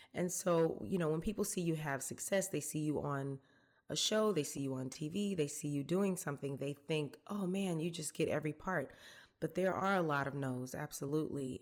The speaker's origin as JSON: {"language": "English", "town": "College Park", "region": "Georgia", "country": "United States", "tie": "born or raised there", "also_born_or_lived": "Atlanta, Georgia", "said": "I grew up here in Georgia. I was born in Atlanta. I grew up in, I guess it was unincorporated College Park at the time."}